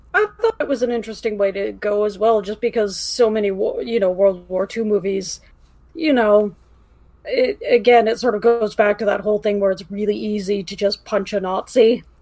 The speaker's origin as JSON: {"language": "English", "country": "Canada", "said": "being Canadian"}